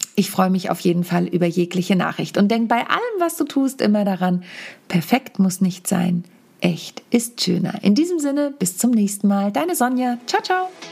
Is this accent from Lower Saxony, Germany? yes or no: yes; home Samtgemeinde, Lower Saxony, Germany; Neujahrsempfang meiner Heimat Samtgemeinde